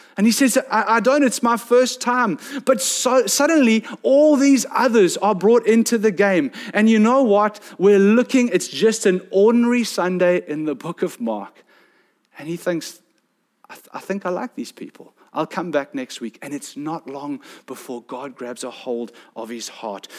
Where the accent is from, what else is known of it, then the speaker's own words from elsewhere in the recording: South Peninsula, Western Cape, South Africa; I come from South Penn, where I see the trek netters go out all the time